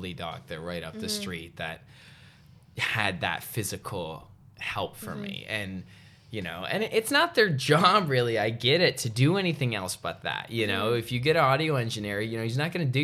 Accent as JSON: {"language": "English", "country": "Canada", "tie": "born or raised there", "said": "I'm very grateful I grew up in Canada"}